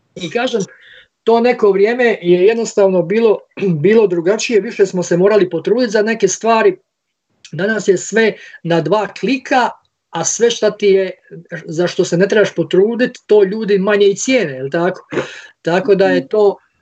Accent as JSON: {"language": "Croatian", "town": "Split", "region": "Split-Dalmatia County", "country": "Croatia", "said": "Mi ovdje iz Splita"}